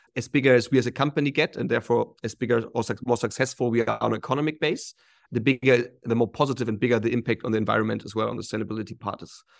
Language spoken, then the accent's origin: English; Hamburg, Germany; moved away as an adult; also born or lived in Shanghai, China; I'm originally from Hamburg in Germany.